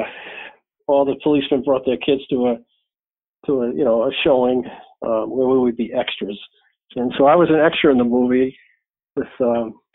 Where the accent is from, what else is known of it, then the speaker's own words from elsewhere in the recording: Newport, Rhode Island, United States; I grew up in Newport, Rhode Island